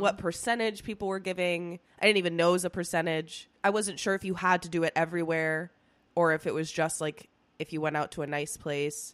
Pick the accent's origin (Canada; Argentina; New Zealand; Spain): Spain; now in United States; when I was growing up in Spain.